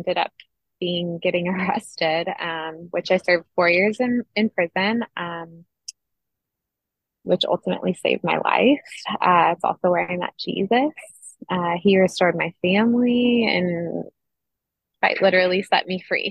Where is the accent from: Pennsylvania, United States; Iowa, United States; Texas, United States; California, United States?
California, United States; Monterey County; I'm from California. I was born and raised in Monterey County